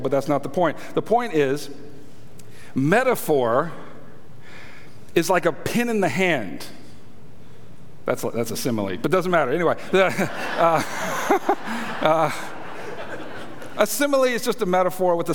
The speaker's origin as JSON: {"language": "English", "country": "United States", "said": "I'm an American, and that's how we say it here in America"}